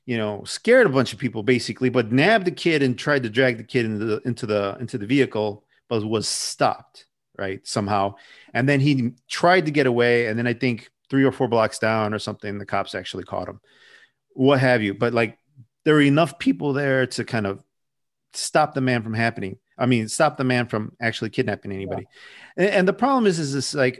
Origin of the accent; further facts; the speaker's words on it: Chicago, Illinois, United States; I grew up on the southwest side of Chicago in an area called Little Village